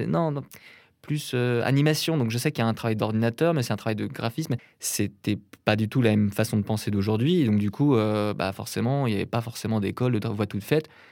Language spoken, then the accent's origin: French; north of Rennes, Brittany, France; je viens d'une petite ville de Bretagne, au nord de Rennes, qui s'appelle Béton.